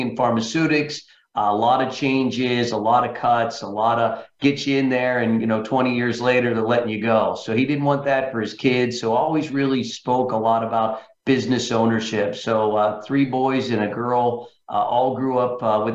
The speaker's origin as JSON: {"language": "English", "region": "central Pennsylvania", "country": "United States", "tie": "born or raised there", "moved": "as an adult", "said": "Originally from central Pennsylvania, Frank. As such, I went to University of Pittsburgh and grew up there my first 25 years, Pennsylvania."}